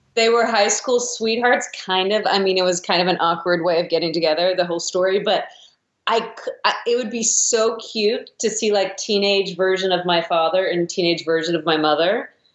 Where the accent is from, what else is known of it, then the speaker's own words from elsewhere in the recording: Midwest, United States; I grew up in the Midwest